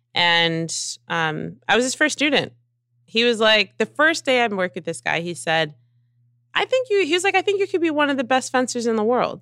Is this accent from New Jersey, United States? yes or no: yes; New Jersey, United States; I'm a girl from Jersey who was working hard